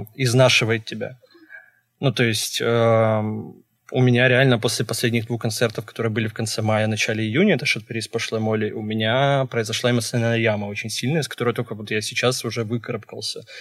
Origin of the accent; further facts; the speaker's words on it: Kherson, Kherson Oblast, Ukraine; moved away; я вообще родом с Херсона